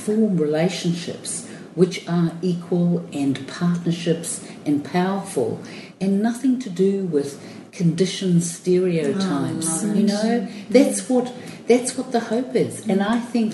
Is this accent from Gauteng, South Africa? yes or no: no; Cape Town, Western Cape, South Africa; I was born in Cape Town.